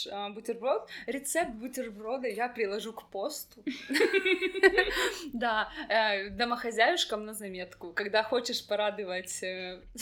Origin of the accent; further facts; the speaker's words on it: Vladivostok, Primorsky Krai, Russia; я из Владивостока.